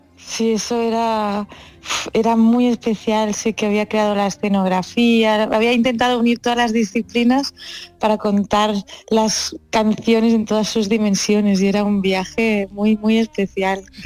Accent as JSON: {"language": "Spanish", "area": "Empordà", "region": "Catalonia", "country": "Spain", "said": "yo soy de Lampurdá"}